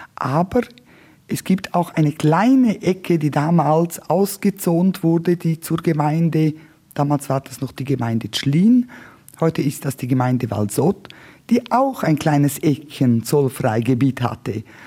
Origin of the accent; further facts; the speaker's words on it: Martina, Graubünden, Switzerland; first language Romansh; German is a second language; also born or lived in Lake Zurich / Chur; Ich bin in Martina an der Grenze aufgewachsen.